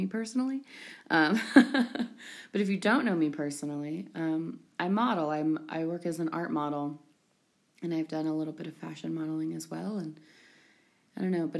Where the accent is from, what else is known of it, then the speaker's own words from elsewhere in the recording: California, United States; now in New York, United States; I'm from California, but I live in New York